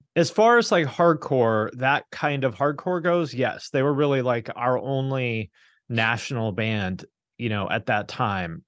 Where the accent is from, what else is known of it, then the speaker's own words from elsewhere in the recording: Seattle, Washington, United States; moved away; also born or lived in Bellingham, Washington / Cincinnati; I grew up in the Seattle area